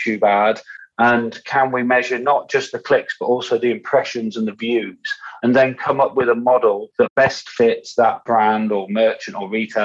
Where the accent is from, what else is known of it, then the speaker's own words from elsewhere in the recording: United Kingdom; also born or lived in Yorkshire; us Brits